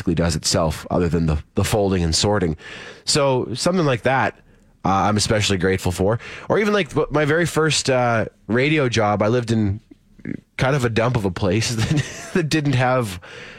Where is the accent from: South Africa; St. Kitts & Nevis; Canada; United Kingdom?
Canada; Saskatchewan; where I grew up in Saskatchewan